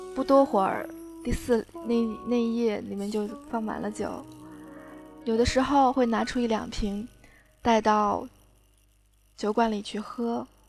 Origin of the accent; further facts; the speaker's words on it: Fujian, China; now in Beijing, China; 作为福建人，在中国的帝都